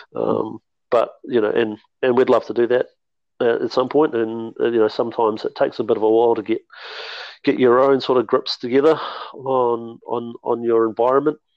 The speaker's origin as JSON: {"language": "English", "town": "Mount Maunganui", "region": "Bay of Plenty", "country": "New Zealand", "tie": "born or raised there", "also_born_or_lived": "Hamilton / Auckland", "moved": "as an adult", "lives_now": "Southland, New Zealand", "said": "originally I'm a Mount Maunganui boy. Um, so I grew up in Mount Maunganui"}